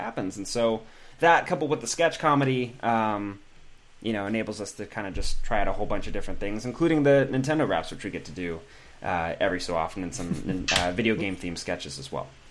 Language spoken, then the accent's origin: English; Pacific Grove, California, United States; now in Los Angeles, United States; I'm from a town about five hours north, um, like Pacific Grove